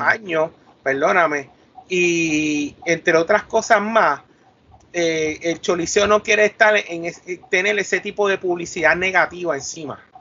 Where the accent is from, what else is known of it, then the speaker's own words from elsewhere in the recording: Puerto Rico; Nosotros, los mismos poricuas